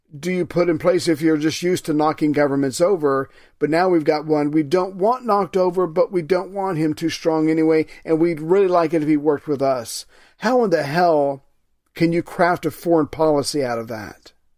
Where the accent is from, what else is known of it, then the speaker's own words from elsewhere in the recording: United States; as an American citizen